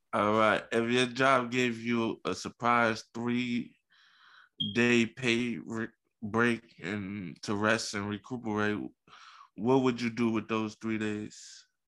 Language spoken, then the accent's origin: English; New York City, New York, United States; I was born in Coney Coney Island